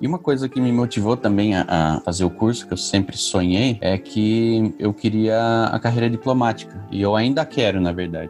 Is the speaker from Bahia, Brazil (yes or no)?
no; Itapetininga, São Paulo, Brazil; also born or lived in Franca; sou de Tapetininga